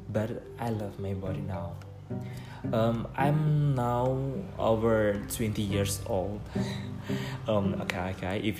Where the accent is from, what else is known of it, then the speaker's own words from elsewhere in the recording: Morowali, Central Sulawesi, Indonesia; English is a second language; moved away as an adult; now in Yogyakarta, Indonesia; I come from Central Sulawesi, Morowali district. When I kindergarten, elementary school, junior high school, I school in the same place is Morowali. But when I senior high school, I school in North Morowali.